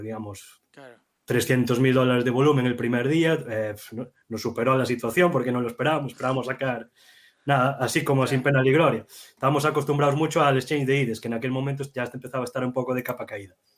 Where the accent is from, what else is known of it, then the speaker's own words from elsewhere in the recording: Galicia, Spain; los dos somos gallegos